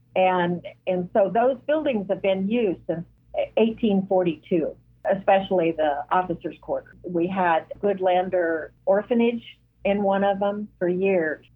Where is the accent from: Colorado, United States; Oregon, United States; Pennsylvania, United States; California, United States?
Oregon, United States; Douglas County; now in Fort Scott, United States; I grew up in Douglas County, Oregon, and I was at the north end